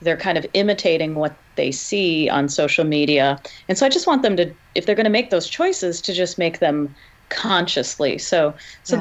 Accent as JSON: {"language": "English", "region": "Michigan", "country": "United States", "tie": "born or raised there", "said": "here in my home state"}